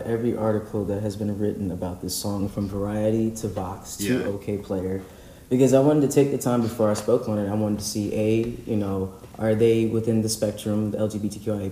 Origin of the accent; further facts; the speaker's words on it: Virginia, United States; I'm from Virginia.